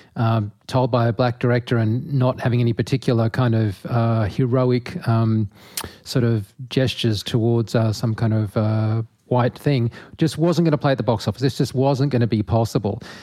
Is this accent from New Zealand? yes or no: no; Australia; I'm an Australian